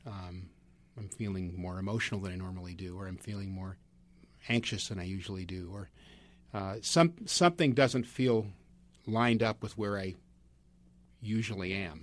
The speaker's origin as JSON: {"language": "English", "region": "Northern California", "country": "United States", "said": "I'm from Northern California"}